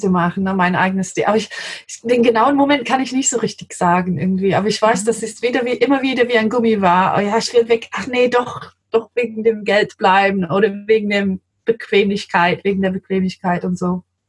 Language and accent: German; London, United Kingdom; German is a second language; moved away as an adult; now in Germany; ich bin Engländerin, wie man hört. Ich komme aus London ursprünglich